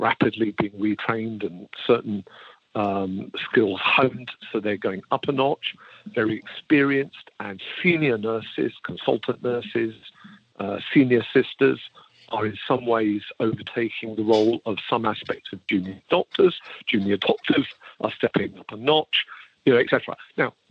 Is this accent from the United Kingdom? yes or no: yes; United Kingdom; I can say this as a Brit